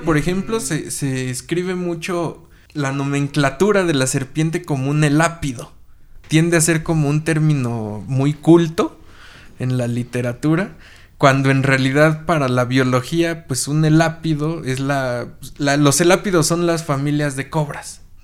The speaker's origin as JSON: {"language": "Spanish", "town": "Toluca", "region": "State of Mexico", "country": "Mexico", "tie": "born or raised there", "moved": "yes", "said": "allá en Toluca, mi tierra natal"}